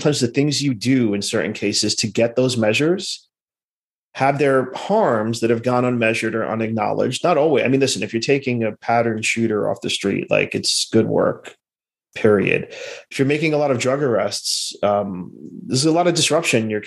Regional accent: New York City, New York, United States; moved away as an adult; I was born in Brooklyn in the mid-70s

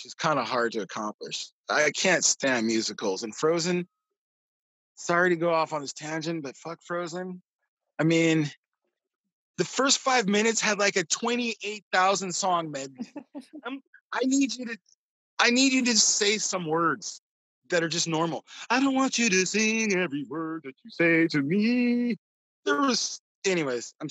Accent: Seattle, Washington, United States; now in Tacoma, United States; being from Seattle

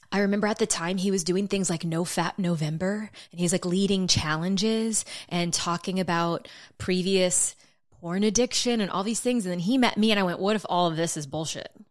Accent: South Louisiana, United States; I grew up in South Louisiana

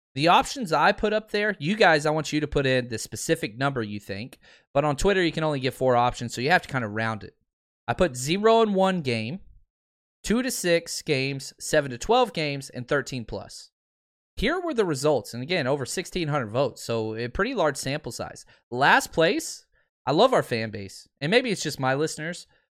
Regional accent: Dallas, Texas, United States; I grew up in Dallas

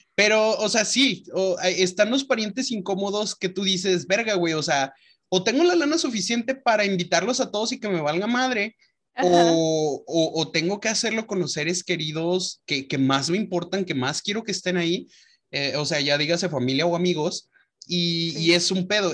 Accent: León, Guanajuato, Mexico; moved away; nuestra familia allá en León, porque nos vamos a casar en, nuestra, en mi ciudad natal

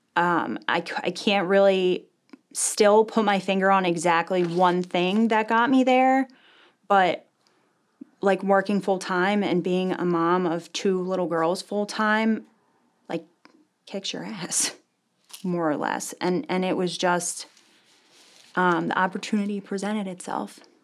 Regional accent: Medford, New Jersey, United States; I wasn't born in New Jersey, but I was raised in Medford, New Jersey.

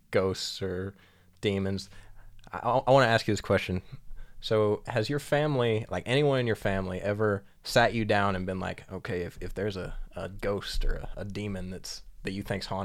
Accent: Pennington, the South, United States; I grew up right in Pennington.

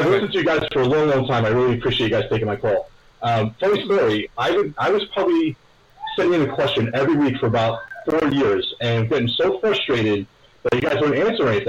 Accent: New York City, New York, United States; moved away as an adult; now in Freehold, New Jersey, United States; I kind of split my childhood between Graniteville and Tottenville.

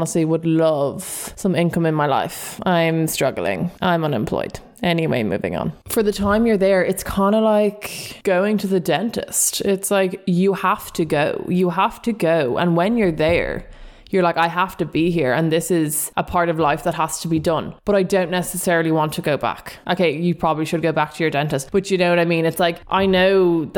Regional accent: Ireland; we as Irish people

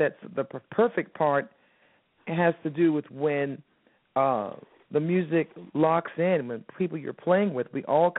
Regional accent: Miami, Florida, United States; moved away as an adult; now in New York, United States; I'm from Miami originally. I started my career there, and then I, you know, took a leap of faith and moved to New York

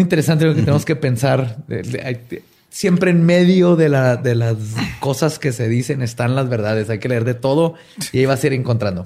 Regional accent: Mexico; en México le decimos nomás Dios

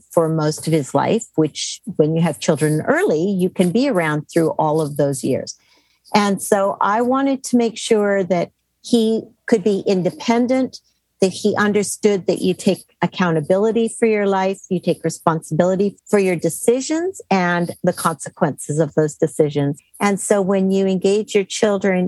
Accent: Canada; moved away as an adult; now in United States; I grew up in Canada and then I took a job in the United States when I was almost 40

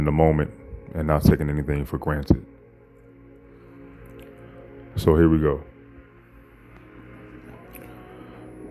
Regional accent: Chicago, Illinois, United States; I was raised in Chicago, Illinois.

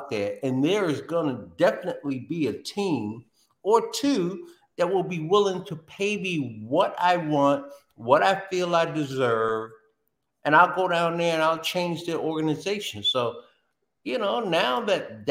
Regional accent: New Jersey, United States; I grew up in New Jersey

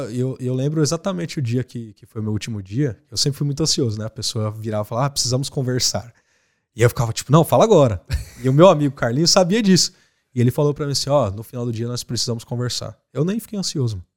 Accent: Osasco, São Paulo, Brazil; moved away as an adult; Osasco foi onde eu cresci, comendo cachorro quente e brincando com os pombos

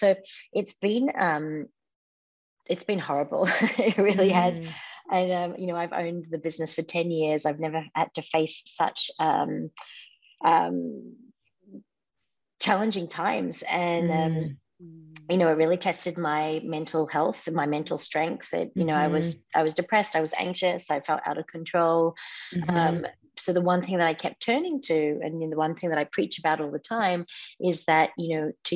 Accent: Melbourne, Victoria, Australia; also born or lived in Palm Springs; now in Los Angeles, United States; I grew up in Melbourne, Australia

